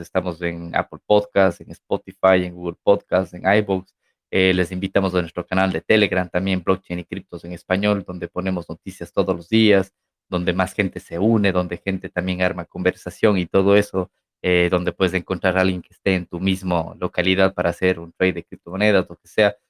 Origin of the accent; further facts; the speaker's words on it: Ecuador; Ecuador, de donde yo soy